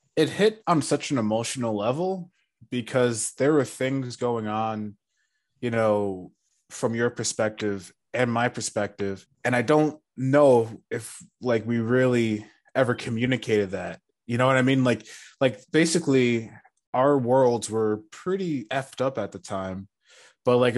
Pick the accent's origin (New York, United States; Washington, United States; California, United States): New York, United States; we're from New York.